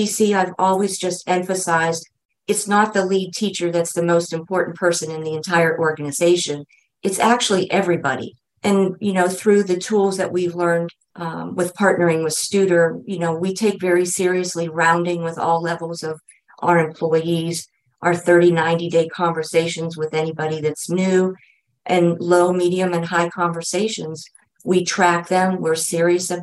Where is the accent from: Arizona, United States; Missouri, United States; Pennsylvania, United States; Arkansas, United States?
Pennsylvania, United States; Erie; moved away; I had been away from Erie for 35 years. So being able to come back to my hometown